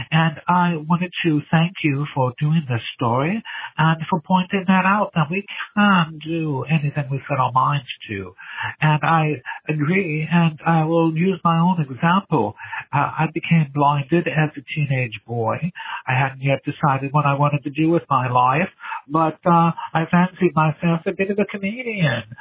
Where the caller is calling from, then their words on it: England, United Kingdom; I'm calling from England.